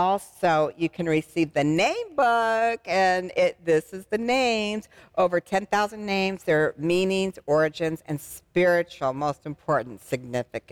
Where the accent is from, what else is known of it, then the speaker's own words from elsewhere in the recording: Arizona, United States; My home state's Arizona